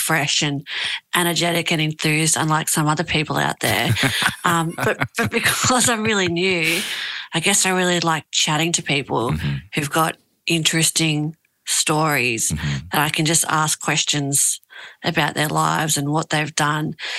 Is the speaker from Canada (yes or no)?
no; Australia; also born or lived in Tahiti, French Polynesia; they had my older brother, myself, and then we moved to Australia when I was like 2